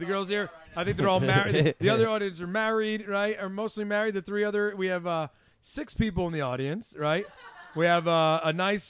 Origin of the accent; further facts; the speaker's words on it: Port Chester, New York, United States; I'm from Westchester County, originally Portchester